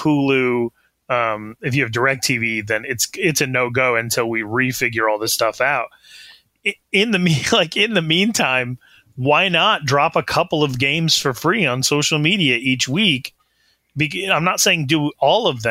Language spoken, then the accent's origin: English; Wyoming, United States; I'm from Wyoming.